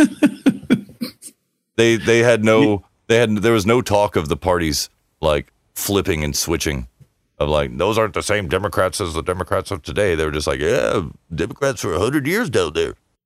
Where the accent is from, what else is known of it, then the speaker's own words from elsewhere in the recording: United States; I'm an American.